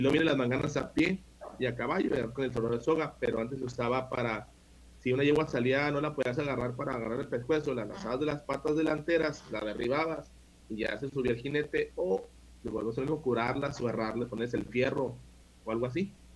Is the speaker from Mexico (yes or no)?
yes; Ciudad Juárez, Chihuahua, Mexico; also born or lived in El Paso, Texas; aquí me quedé toda mi vida, nomás nací en El Paso, Texas este, por cosas de, familia, pero siempre viví pues desde, el primer día que salí del hospital aquí en, Ciudad Juárez, Chihuahua